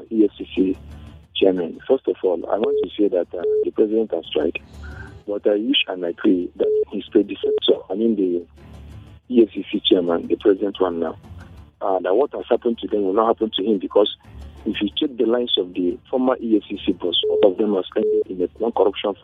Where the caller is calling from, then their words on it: Malaysia; I'm calling you from Malaysia